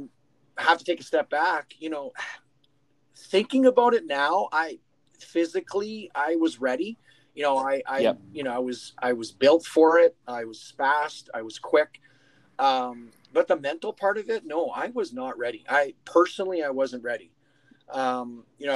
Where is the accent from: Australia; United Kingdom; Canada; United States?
Canada; Sault Ste. Marie, Ontario; play for my hometown as a 15-year-old